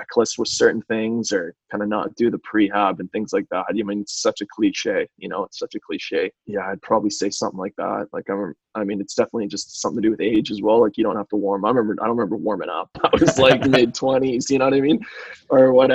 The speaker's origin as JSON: {"language": "English", "country": "Canada", "said": "us as Canadian rugby players."}